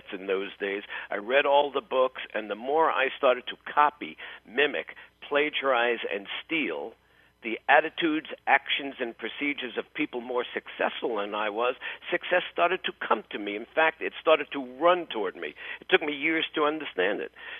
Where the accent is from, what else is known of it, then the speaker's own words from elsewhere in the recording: New York City, New York, United States; I grew up in New York City